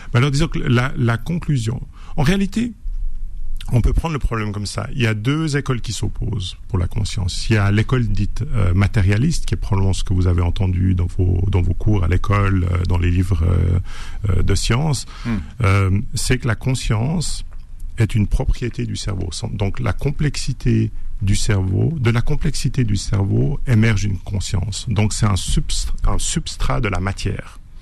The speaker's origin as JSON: {"language": "French", "country": "Switzerland", "said": "je suis suisse"}